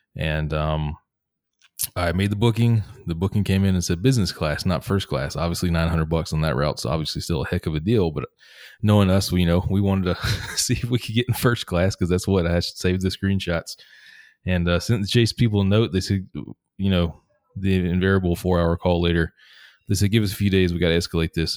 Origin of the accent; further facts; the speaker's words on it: Atlanta, Georgia, United States; moved away as an adult; also born or lived in Seattle; in my home, uh, where I grew up in Atlanta